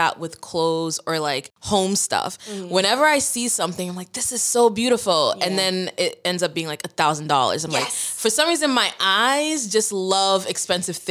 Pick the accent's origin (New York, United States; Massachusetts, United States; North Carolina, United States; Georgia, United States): Massachusetts, United States; Brockton; also born or lived in Boston, Massachusetts; now in Brooklyn, United States; I'm from Brockton, Massachusetts, born in Boston, Massachusetts